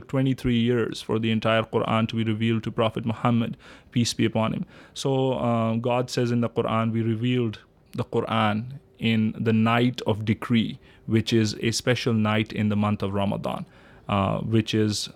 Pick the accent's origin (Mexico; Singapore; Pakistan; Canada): Pakistan; now in East Lansing, United States; I am from Pakistan originally, born and raised there